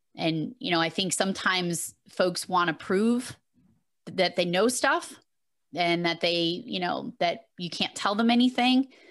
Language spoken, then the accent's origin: English; Massachusetts, United States; I am from Massachusetts